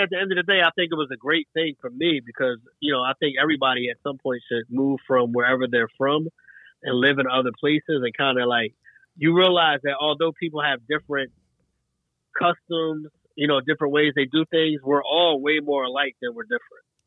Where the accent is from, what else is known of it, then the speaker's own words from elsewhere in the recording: Franklinville, New Jersey, United States; moved away; also born or lived in West Philadelphia, Pennsylvania / Greensboro, North Carolina / Chicago, Illinois; born in West Philadelphia, raised in Franklinville, New Jersey